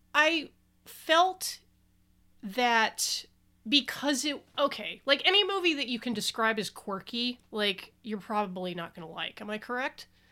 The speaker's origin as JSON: {"language": "English", "region": "Southwest", "country": "United States", "tie": "born or raised there", "said": "I was born in the Southwest"}